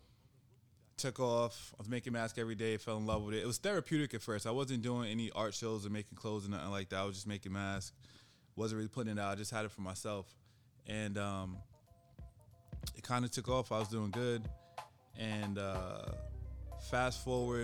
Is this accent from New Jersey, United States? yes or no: no; Long Island, New York, United States; now in Arizona, United States; I'm from Long Island, New York